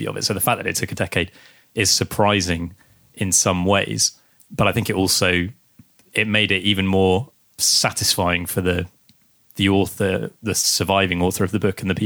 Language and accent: English; Guernsey; we're from Guernsey, we live in Guernsey, we're broadcasting from Guernsey as we speak